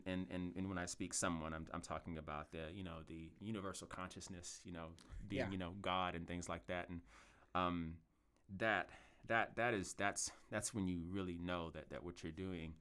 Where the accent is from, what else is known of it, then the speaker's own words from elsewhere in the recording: Louisville, Kentucky, United States; I was born in South Louisville, but I lived a lot of my life in West Louisville, and I've lived just about everywhere in Louisville.